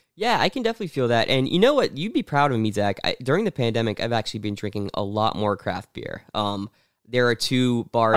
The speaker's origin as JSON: {"language": "English", "town": "Pittsburgh", "region": "Pennsylvania", "country": "United States", "tie": "born or raised there", "moved": "yes", "said": "I was born in Pittsburgh. I go there back a lot"}